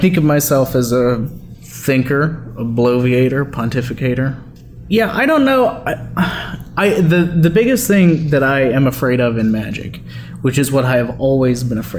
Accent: North Louisiana, United States; I'm some dipshit from North Louisiana

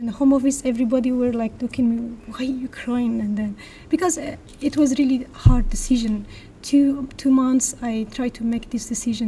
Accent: Turkish Kurdistan, Turkey; moved away as an adult; now in United Kingdom; I'm from Kurdistan, part of Turkey, as you mentioned. All my life was like, I grew up under war.

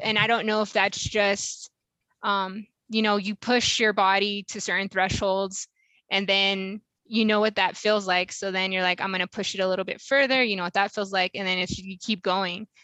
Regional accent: Washington, United States; I'm from Washington State

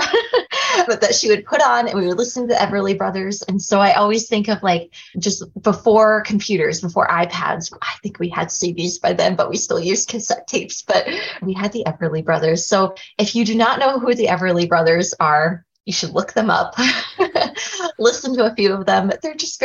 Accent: Mount Pleasant, Iowa, United States; now in Cedar Rapids, United States; I always say Mount Pleasant, Iowa. But then like you only live there until like you're 18

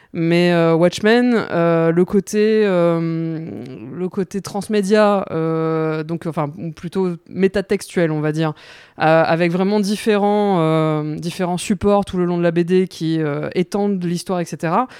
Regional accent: Mauritius; moved away as an adult; now in France; je suis mauricienne, j'ai grandi à l'île Maurice

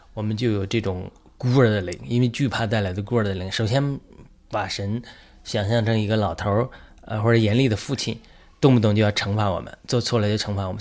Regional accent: China; 我们中国人

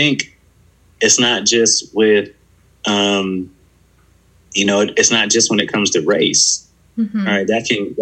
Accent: Buffalo, New York, United States; now in West Virginia, United States; I'm from Buffalo, New York, and I grew up in a neighborhood where that was predominantly Black

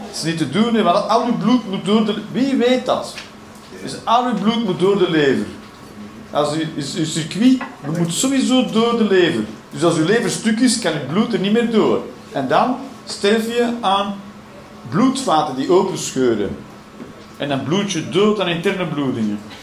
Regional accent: Belgium; we zijn België

